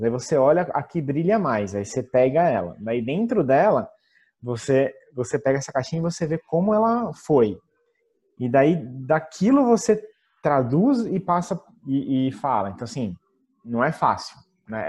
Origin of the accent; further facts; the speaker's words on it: Brazil; now in Italy; como nós brasileiros